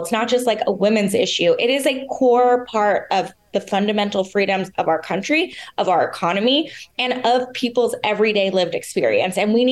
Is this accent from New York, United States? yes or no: no; California, United States; being a Californian